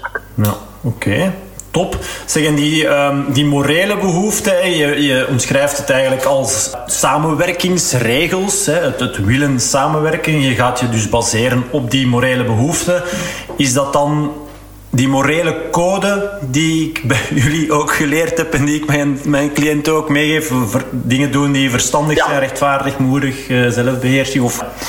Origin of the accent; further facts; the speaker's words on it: Flanders, Belgium; als Vlaming